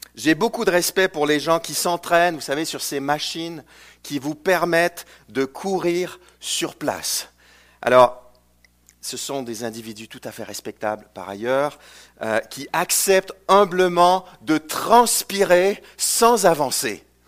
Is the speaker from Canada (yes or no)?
yes; Canada; also born or lived in Chicago, United States; je viens du Canada francophone